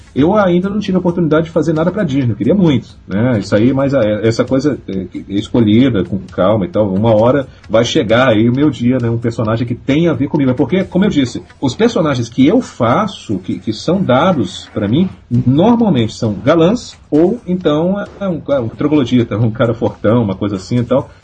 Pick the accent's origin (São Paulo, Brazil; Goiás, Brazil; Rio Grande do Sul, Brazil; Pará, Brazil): Pará, Brazil; Belém; now in Rio de Janeiro, Brazil; Eu, eu não sou carioca, eu sou paraense